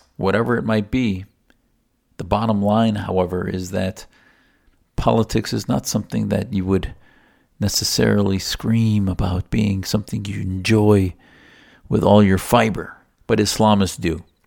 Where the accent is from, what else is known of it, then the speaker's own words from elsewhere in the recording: United States; also born or lived in Arizona; as an American Muslim